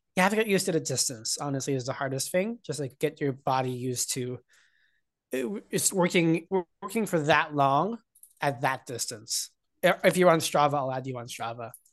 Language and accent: English; Hunter Mountain, New York, United States; I grew up skiing on Hunter Mountain in New York in the Catskills